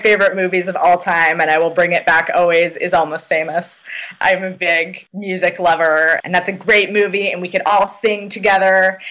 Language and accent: English; Oregon, United States; now in Washington, D.C., United States; I grew up in Oregon.